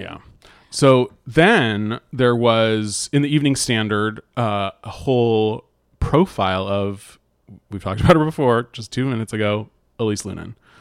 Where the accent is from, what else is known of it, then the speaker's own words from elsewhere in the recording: United States; I'm American